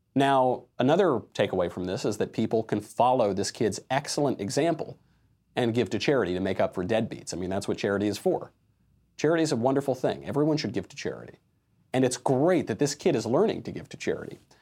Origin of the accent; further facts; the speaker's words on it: New York, United States; I'm from the East Coast, from New York, and of Italian descent